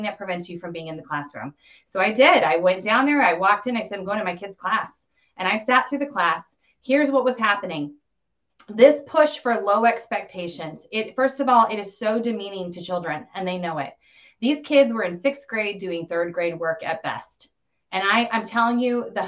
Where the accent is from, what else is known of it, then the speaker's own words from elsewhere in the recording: Colorado, United States; I grew up in Colorado, fourth generation there.